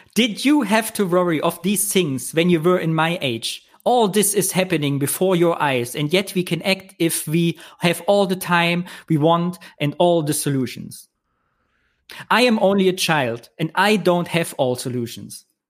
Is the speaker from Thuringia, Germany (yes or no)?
yes; Kyffhäuserkreis, Thuringia, Germany; im Küffhäuserkreis, wo ich herkomme